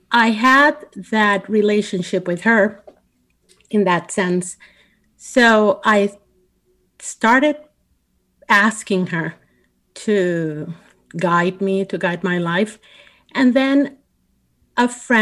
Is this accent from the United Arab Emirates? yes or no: no; Puerto Rico; I grew up in Puerto Rico, in a Catholic